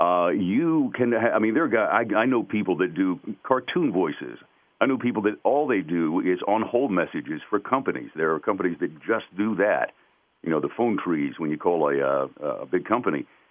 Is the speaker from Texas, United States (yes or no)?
no; North Carolina, United States; accent: twang; I was from the South. I grew up in North Carolina, so it definitely had a little bit of a twang to it.